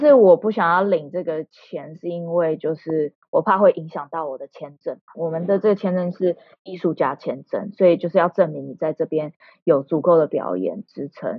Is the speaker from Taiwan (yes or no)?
yes; Taiwan; moved away as an adult; 我在台湾长嗯大